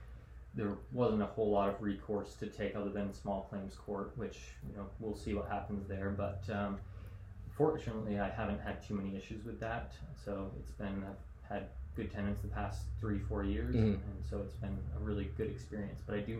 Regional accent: Canada; Yeah, I guess I am Canada. Kind of lost my accent.

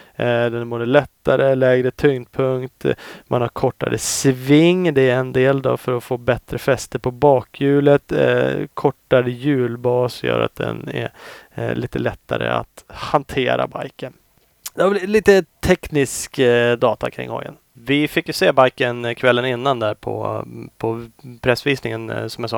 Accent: Sweden; jag är från Sverige

